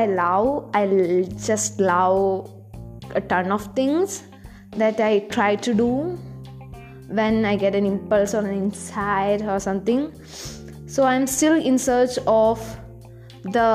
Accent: South India, India; accent: Indian; And I'm from South India.

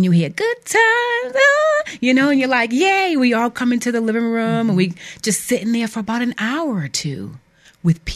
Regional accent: New Bedford, Massachusetts, United States; I grew up in New Bedford, Massachusetts

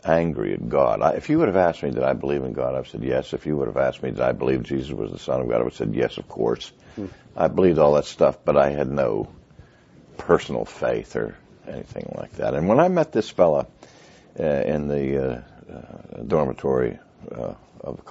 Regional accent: Pittsburgh, Pennsylvania, United States; also born or lived in Philadelphia / New England; I'm from Pittsburgh, Pennsylvania, the city of champions

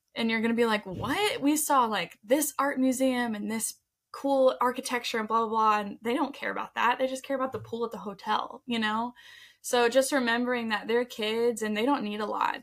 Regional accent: Colorado, United States; we're from Colorado

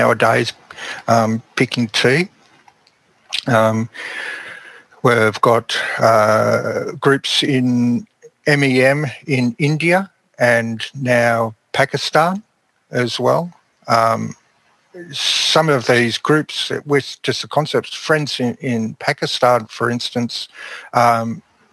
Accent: Melbourne, Victoria, Australia; I grew up in Melbourne

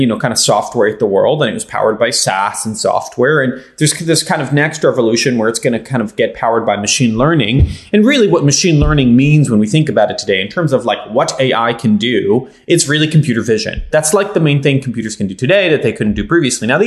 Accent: Israel; now in United States; I didn't grow up in the United States. I grew up in Israel.

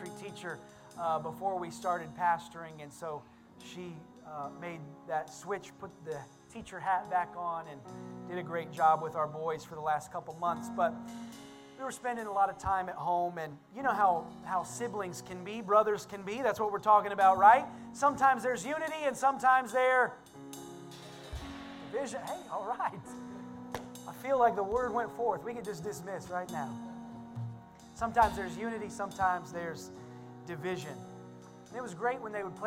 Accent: Indiana, United States; I'm from Indiana, and there's always farming

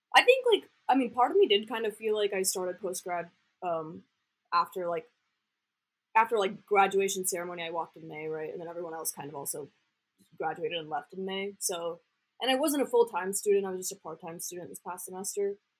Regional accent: Austin, Texas, United States; I grew up in Austin, so I used to go downtown and like do improv in middle school

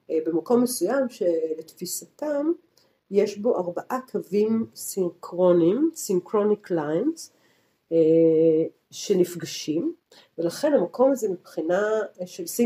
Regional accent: Tel Aviv, Tel Aviv District, Israel; מתל אביב בתור תל אביבית, לעלות לערים של ירושלים

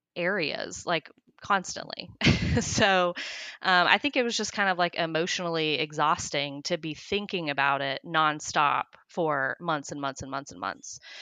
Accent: Johnson City, Tennessee, United States; also born or lived in Oklahoma; We actually moved to Tennessee from Oklahoma when I was, like, in grade school

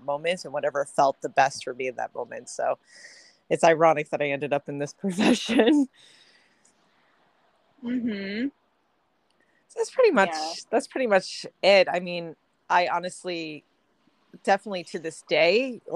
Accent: Long Island, Nassau County, New York, United States; I hail from Long Island, New York, Nassau County area. I grew up, born and raised over there.

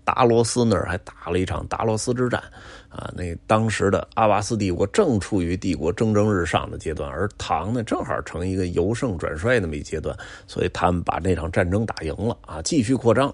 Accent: Beijing, China; 因为我小时候就在宣武区长大的

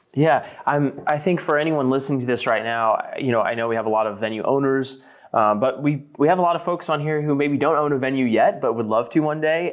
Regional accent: Pembroke, Texas, United States; now in California, United States; I was actually born and raised in Pembroke and, um, you know, lived there for sixteen years or so before moving here to California

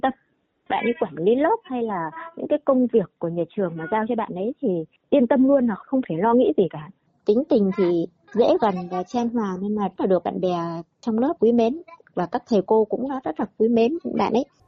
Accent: Vinh Bao, Hai Phong, Haiphong, Vietnam; em được uh, sinh ra trên mảnh đất khiếu học mang tên của danh nhân văn hóa trợ trình Nguyễn Bình Khiêm

